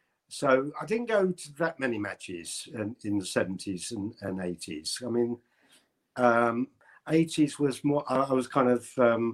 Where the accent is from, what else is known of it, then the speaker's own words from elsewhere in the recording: London, United Kingdom; born there; I suppose I'm an Arsenal supporter because I was born in North London.